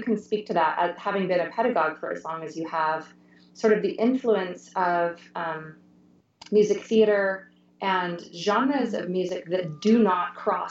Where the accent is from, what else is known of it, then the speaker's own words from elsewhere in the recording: the West, United States; And I think growing up in the West myself and having started voice lessons at the age of 12